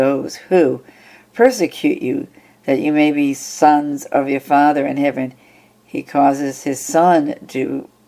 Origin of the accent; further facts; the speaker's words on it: Whitman, Massachusetts, United States; I was from Whitman, greater Boston, at the time